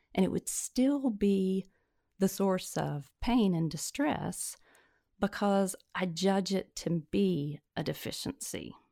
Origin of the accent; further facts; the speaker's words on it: Tennessee, United States; also born or lived in Mississippi / Alabama / Virginia / Michigan; now in North Carolina, United States; born and reared in Tennessee and have l, lived in Tennessee, Mississippi, Alabama, Virginia, Michigan, and finally North Carolina.